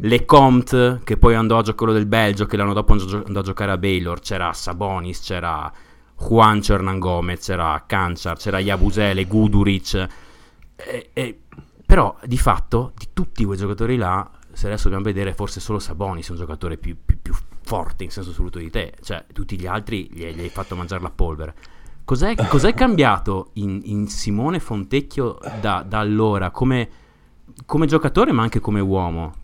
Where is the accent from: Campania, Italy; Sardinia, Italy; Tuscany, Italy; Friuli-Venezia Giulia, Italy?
Friuli-Venezia Giulia, Italy; son, son Friulano, io e Friulano